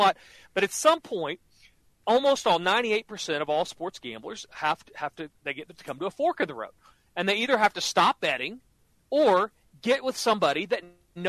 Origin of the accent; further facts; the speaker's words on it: Norman, Oklahoma, United States; I grew up like you in Norman, Oklahoma, where college football is king